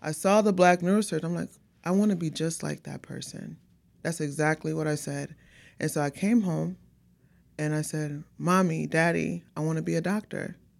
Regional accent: Houston, Texas, United States; born and raised out here in Houston

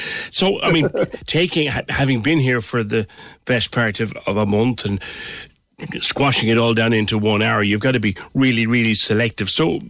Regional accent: Cork, Munster, Ireland; as a Corkman

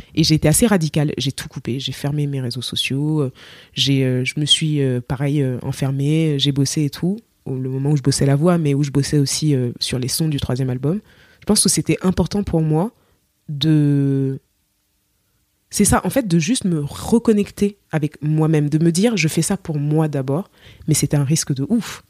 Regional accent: Cameroon; accent: Cameroonian; moved away as an adult; now in France; je suis camerounaise

